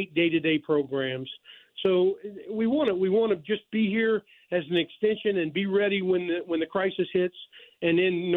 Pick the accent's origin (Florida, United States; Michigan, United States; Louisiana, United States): Louisiana, United States; Thibodaux; also born or lived in New Orleans, Louisiana; I am Louisiana born and bred